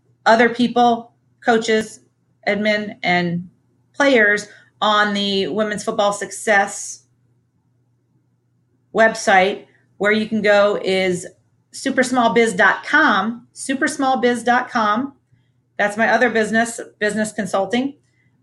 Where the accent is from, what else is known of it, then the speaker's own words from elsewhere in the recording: Ohio, United States; my home state of Ohio